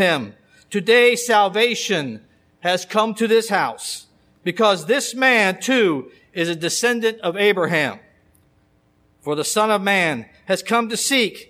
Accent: Alexandria, Kentucky, United States; I grew up in Alexandria

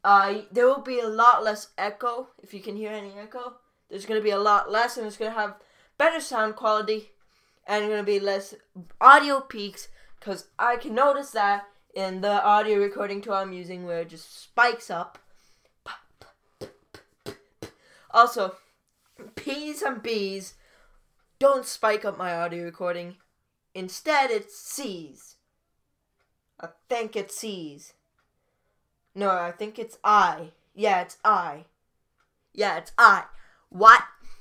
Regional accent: Canada; Yeah, I am Canadian.

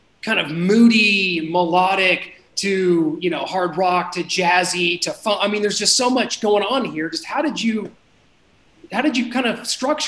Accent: Kansas City, Missouri, United States; I'm from Kansas City.

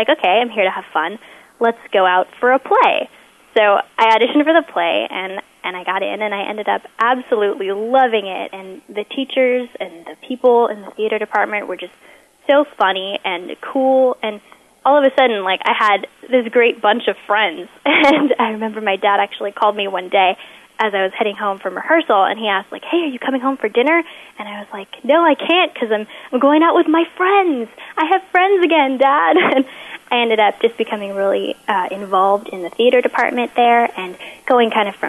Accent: Pasadena, California, United States; I'm from Pasadena, California

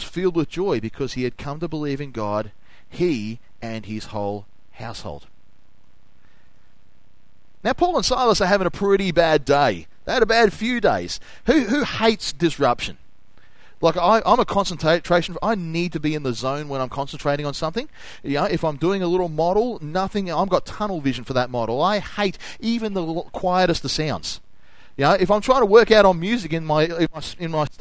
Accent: Noble Park, Victoria, Australia; I came from Noble Park.

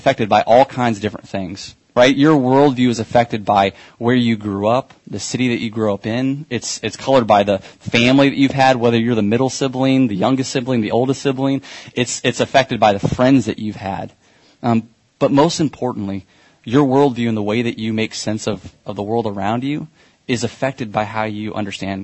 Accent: Kansas City, United States; I'm from Kansas City, and so I didn't get to grow up near all these awesome theme parks.

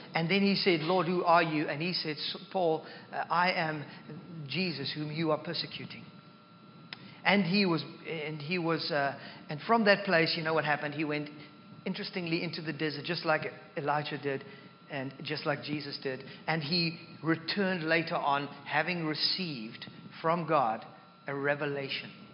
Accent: South Africa; now in Canada; I am more South African than I am Christian

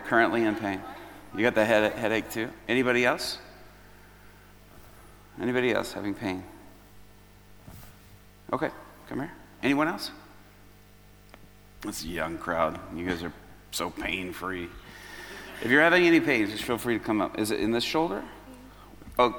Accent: Chicago, Illinois, United States; I'm from Chicago

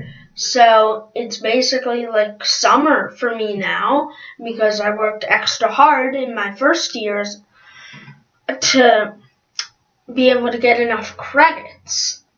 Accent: Australia; D-well, sorry, this is my British accent, because everybody thinks that I'm British, even though I'm Australian.

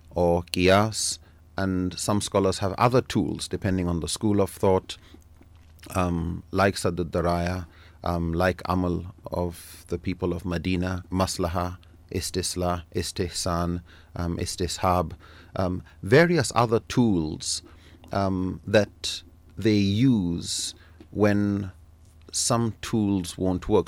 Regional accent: Nigeria; I'm from Nigeria, born there and grew up there

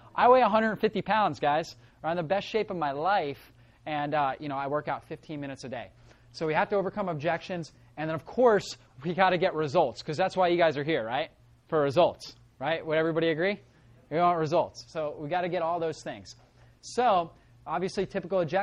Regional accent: Northeast Florida, United States; I grew up in Northeast Florida

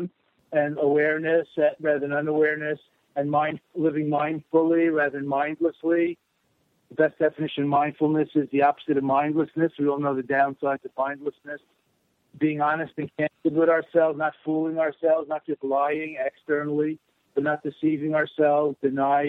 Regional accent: New York City, New York, United States; accent: Brooklyn, New York accent; born in Brooklyn

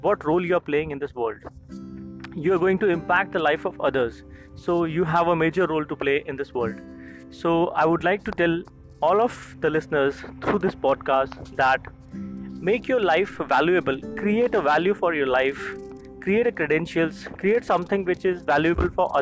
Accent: India; I'm from India.

